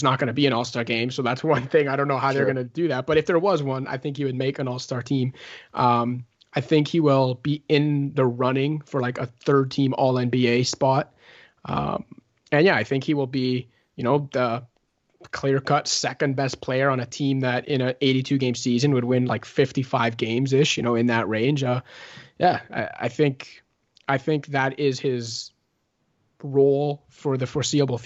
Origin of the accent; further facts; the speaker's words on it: Canada; a Canadian basketball person